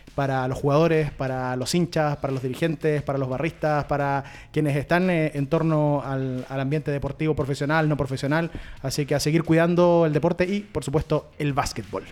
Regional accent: Chile

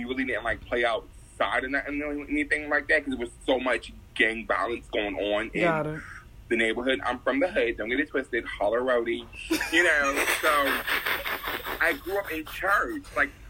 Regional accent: Boston, Massachusetts, United States; Born and raised in Boston, Massachusetts.

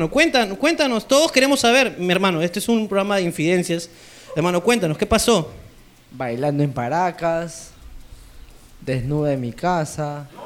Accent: Lima, Peru; De Lima.

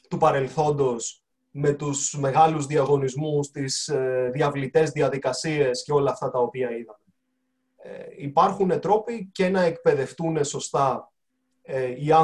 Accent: Greece; Είμαι και σαν Έλληνας πάρα πολύ περήφανος που ένα ελληνικό πανεπιστήμιο κατορθώνει τόσα πολλά πράγματα

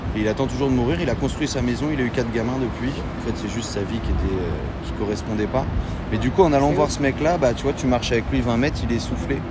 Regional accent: Pont-Audemer, Normandy, France; je suis normand

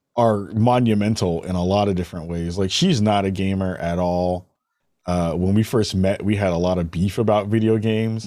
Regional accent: New York City, New York, United States; I'm from the Bronx.

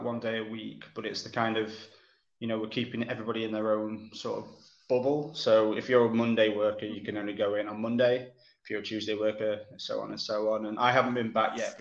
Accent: Cromford, East Midlands, United Kingdom; moved away as an adult; now in Manchester, United Kingdom; I was born not far from Manchester, a place called Derbyshire. Well, a little village called Cromford, which is in Derbyshire

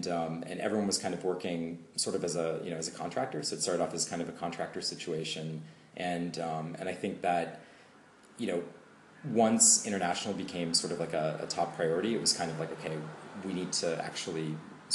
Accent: United States; moved away as an adult; now in Berlin, Germany; growing up in the States

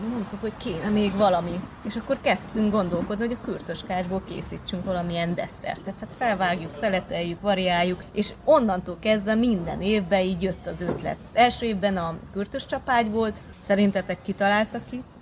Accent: Odorheiu Secuiesc, Harghita County, Romania; moved away as an adult; also born or lived in Cluj-Napoca; now in Hungary; Székelyudvarhelyről jöttünk, mesterségünk címere kürtöskács készítő

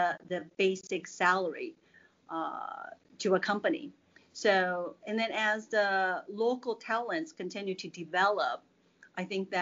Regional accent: California, United States; moved away as an adult; now in Suzhou, China; I'm from the United States, California, to be specific

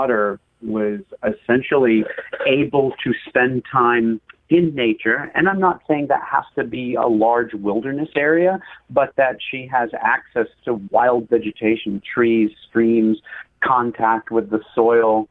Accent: Western Maine, United States; I grew up in Western Maine, which is a mountainous region.

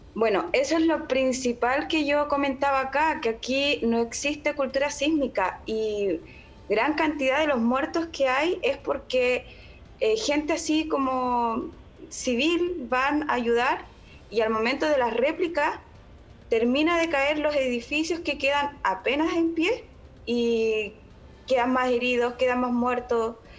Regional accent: Chile; moved away as an adult; now in Konya, Turkey; me siento tan orgullosa de ser chilena

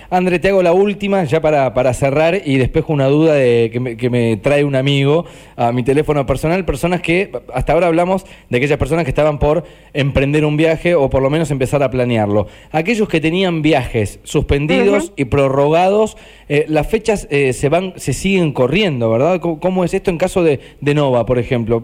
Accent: Argentina; yo argentino vacacionando

